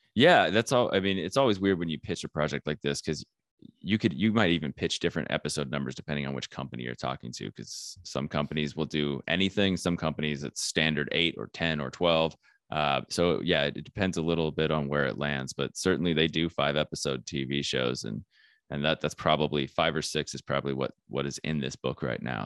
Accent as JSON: {"language": "English", "town": "Flagstaff", "region": "Arizona", "country": "United States", "said": "I am from Flagstaff, Arizona, which is a small town"}